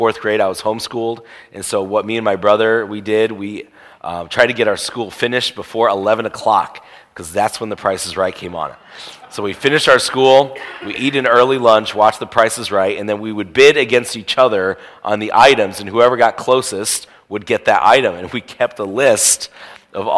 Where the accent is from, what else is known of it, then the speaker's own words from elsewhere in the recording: Indiana, United States; I grew up in Indiana.